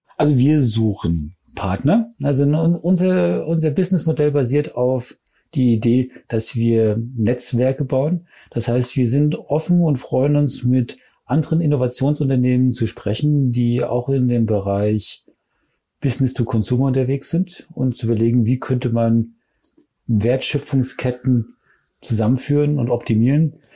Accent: Germany; ich bin Deutsche

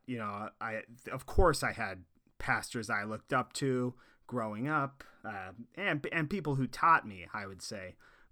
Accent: Boring, Oregon, United States; I'm originally from Oregon, a little ways east of Portland, in a town called Boring, Oregon.

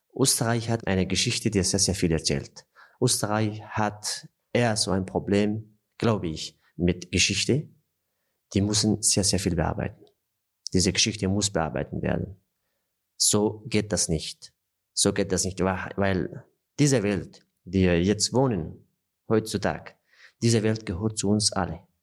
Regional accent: Afghanistan; German is a second language; also born or lived in Austria / Southern France; now in France; in Afghanistan, in meinem Heimatland

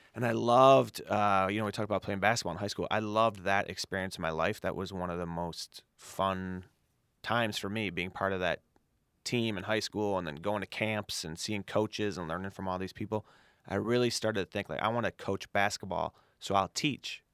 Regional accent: Chicago, Illinois, United States; I grew up on the south side of Chicago in Morgan Park

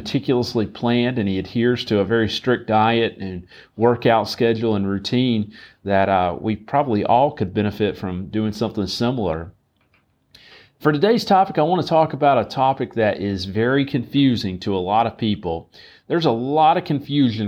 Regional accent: right outside of Charlotte, North Carolina, United States; I grew up right outside of Charlotte

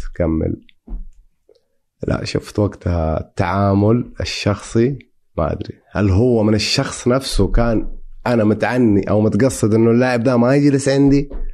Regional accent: Saudi Arabia; عندنا في السعوديه

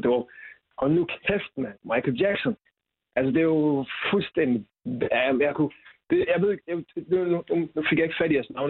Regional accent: Silkeborg, Central Denmark Region, Denmark; jeg kommer fra Silkeborg.

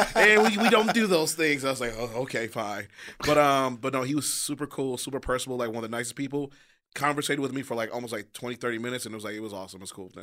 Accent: Detroit, Michigan, United States; I'm from Detroit

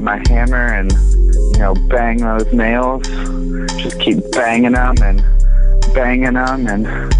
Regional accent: Portland, Oregon, United States; also born or lived in Santa Monica, California; now in Los Angeles, United States; I was born in Santa Monica, but I was raised in Portland in the Northwest.

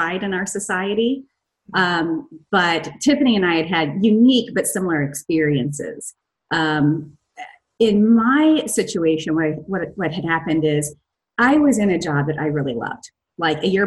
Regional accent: Missouri, United States; moved away; also born or lived in Chicago; We're both from Missouri.

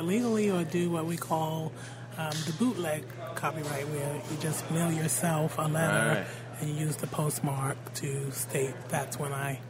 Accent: New York City, New York, United States; moved away as an adult; now in New Orleans, United States; I'm from Brooklyn, New York.

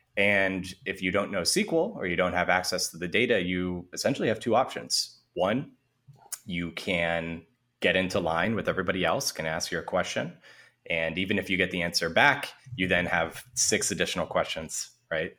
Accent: San Francisco, California, United States; I grew up in San Francisco in the city itself

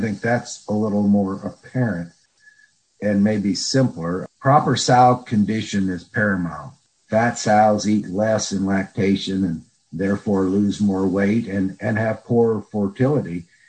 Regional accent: Nebraska, United States; I grew up in Nebraska on a family farm

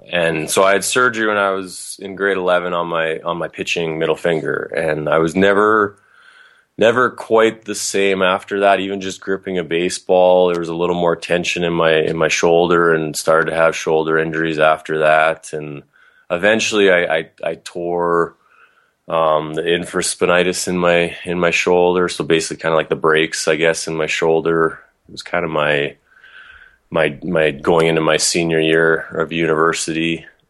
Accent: Calgary, Alberta, Canada; also born or lived in Idaho / Kentucky; I grew up in Calgary.

